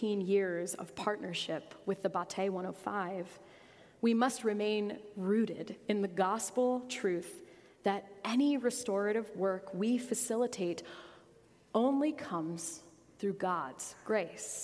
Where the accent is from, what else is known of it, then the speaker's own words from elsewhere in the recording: United States; As American Christians